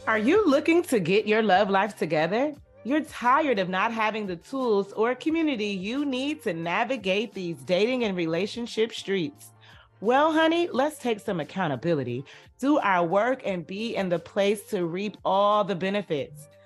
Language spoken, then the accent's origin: English; United States; the history we have experienced in this country as our, as Black people